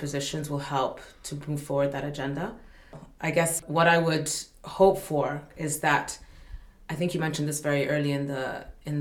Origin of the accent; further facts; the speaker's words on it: Malawi; I come from Africa in the end, I come from Malawi